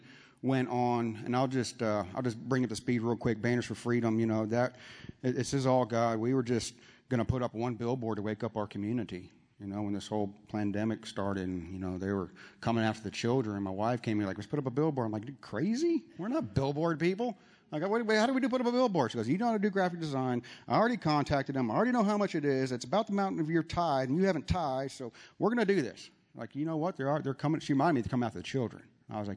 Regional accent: San Antonio, Texas, United States; now in Dallas, United States; I was born and raised in San Antonio

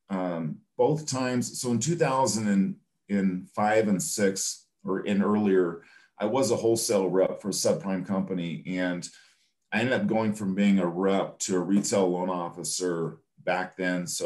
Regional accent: California, United States; even though I was from California, I haven't really done any California purchase business just because all those relationships had gone away.

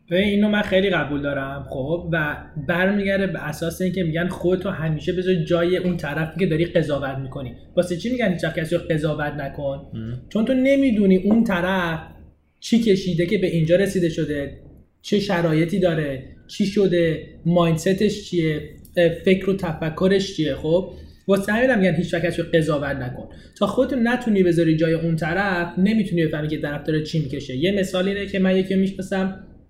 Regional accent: Iran; خود منم ایرانیم

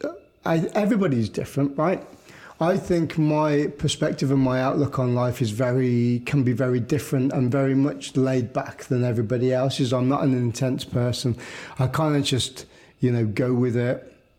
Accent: United Kingdom; I think as a British population and as a British culture, we are very reserved in ourselves anyway.

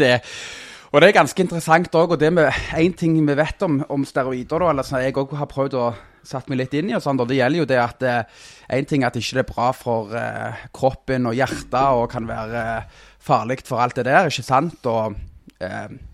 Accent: Stavanger, Rogaland, Norway; accent: Stavanger dialect; also born or lived in Søgne; bodd i Søgne fram til jeg var fem år, og så flytta vi til Eh, Stavanger

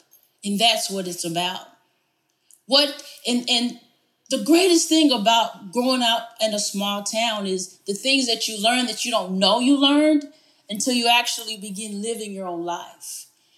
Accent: Morton, Texas, United States; I look back where I grew up in Morton, Texas, I realized there's so much more to that story than I ever appreciated growing up. Morton is a very small community

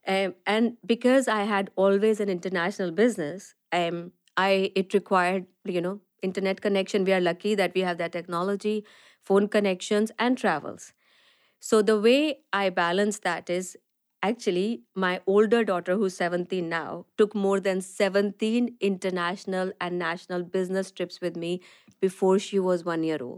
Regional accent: Delhi, India; moved away as an adult; also born or lived in west of Scotland; now in Scotland, United Kingdom; I'm born and brought up in India, um, and I made, uh, most of my education was there, and I made my journey here to the west of Scotland from very sunny Delhi

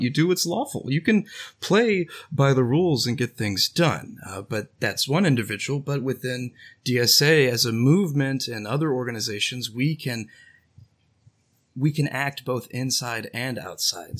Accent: Houston, Texas, United States; from Houston, just like a good buddy, Franklin, here

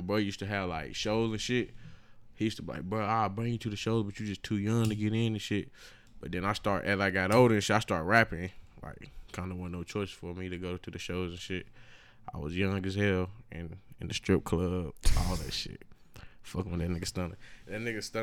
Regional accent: Statesville, North Carolina, United States; my hometown. This happened in Statesville

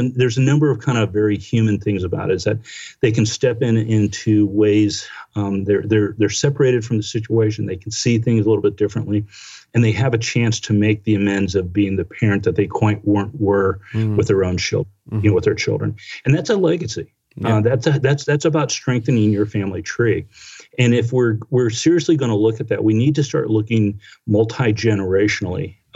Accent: Washington, District of Columbia, United States; I came from Washington D.C. that had a whole different cultural spins on it that I embraced.

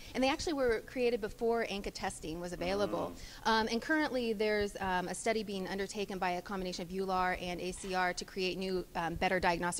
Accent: Indiana, United States; moved away as an adult; now in Milwaukee, United States; I'm originally from Indiana, but I'm currently training in Milwaukee, Wisconsin at Medical College, Wisconsin.

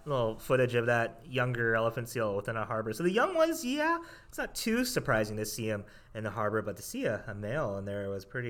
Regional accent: Pacific Northwest, United States; I always tell them, well, you know, I grew up in the Pacific Northwest. I was kind of a bad kid.

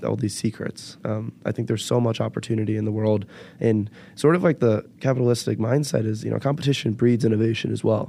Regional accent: Bay Area, California, United States; now in Chicago, United States; I am from the Bay Area

